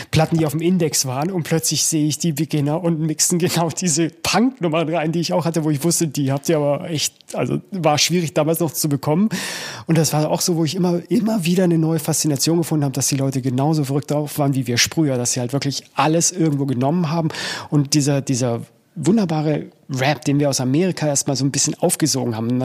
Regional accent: Munich, Bavaria, Germany; bei mir war es als Münchner äh, schon immer ziemlich gesellig.

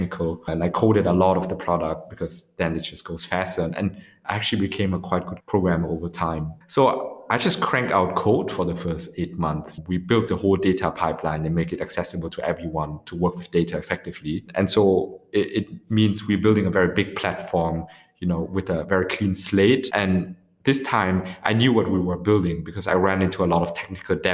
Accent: Vietnam; moved away; now opening up an office also in Ho Chi Minh City in my home country.

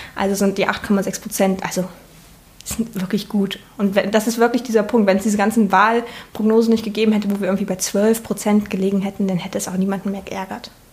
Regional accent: Saxony-Anhalt, Germany; moved away as an adult; now in Leipzig, Germany; Ich bin ähm, in Sachsen-Anhalt geboren und da zur Schule gegangen

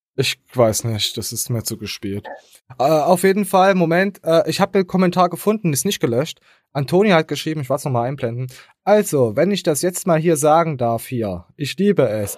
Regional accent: Germany; als De Deutscher bist du halt meistens immer der Dumme

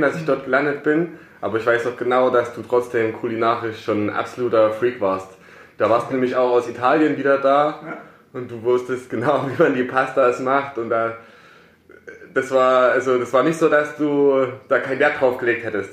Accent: Plauen, Saxony, Germany; moved away as an adult; also born or lived in Karlsruhe; now in Herrenberg, Germany; ich komme eigentlich aus äh, Sachsen, mhm. aus Plauen in Sachsen, da bin ich geboren und aufgewachsen

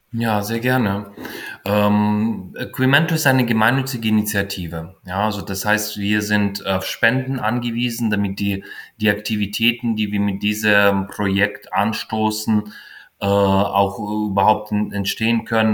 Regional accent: Ukraine; now in Germany; das waren meine Erlebnisse als Kind und als Jugendliche in der Ukraine

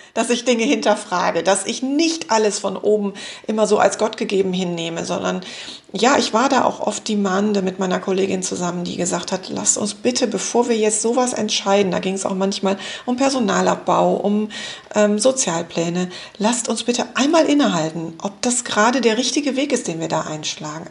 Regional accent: West Germany, Germany; also born or lived in Düsseldorf; bei uns im Westen

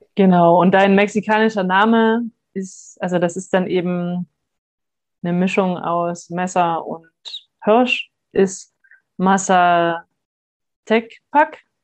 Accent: Hamburg, Germany; moved away; wir kommen ja beide aus Hamburg

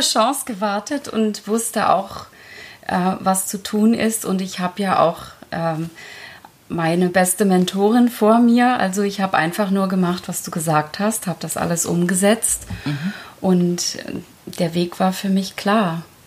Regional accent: Germany; German is a second language; ich bin mit fünf Jahren nach Deutschland gekommen. Ich konnte die Sprache nicht. Ich wurde einfach in die Schule gesteckt, ohne eine Einschulung. Und ich konnte kein Wort Deutsch

